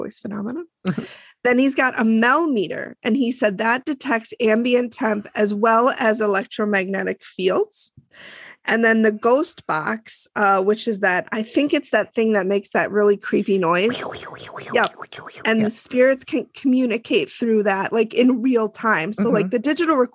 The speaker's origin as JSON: {"language": "English", "country": "United States", "said": "I'm American"}